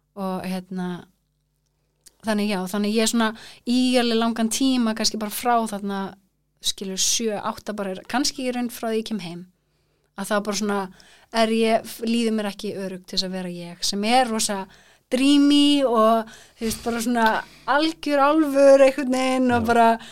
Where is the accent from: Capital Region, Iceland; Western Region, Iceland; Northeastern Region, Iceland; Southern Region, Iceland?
Capital Region, Iceland; Kópavogur; also born or lived in Florida, United States / Reykjavík; now in Þingvellir, Iceland; svo kemur ég í Kópá þannig ég elst eða upp í Kópá